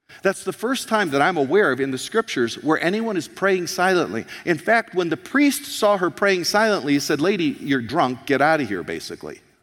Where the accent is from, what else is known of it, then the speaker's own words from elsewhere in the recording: United States; now in Canada; I'm an American here in Canada